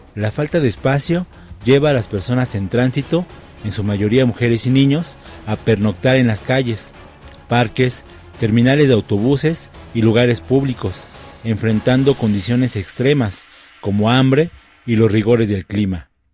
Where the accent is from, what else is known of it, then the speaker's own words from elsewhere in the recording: El Salvador; now in Mexico City, Mexico; soy de Salvador